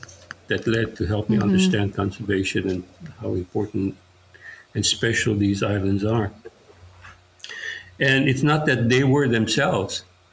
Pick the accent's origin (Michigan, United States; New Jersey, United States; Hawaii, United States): Hawaii, United States; Haiku; also born or lived in Paia, Maui; I was born in Paia and I grew up in Haiku.